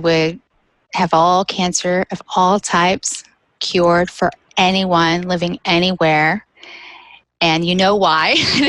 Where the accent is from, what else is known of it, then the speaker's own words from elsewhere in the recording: Southeast, United States; now in Birmingham, United States; I'm not from California. I moved back to the Southeast, which is where all of my family lives. And I'm actually in Birmingham, which is where my sister was born.